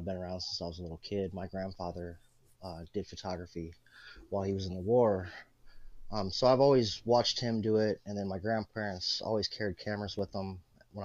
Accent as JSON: {"language": "English", "region": "Illinois", "country": "United States", "said": "I'm from Illinois."}